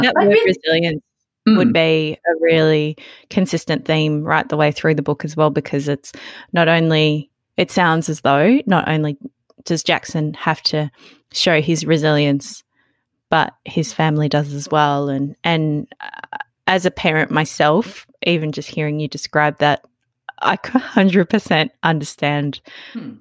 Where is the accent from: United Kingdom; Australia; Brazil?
Australia; growing growing up in Australia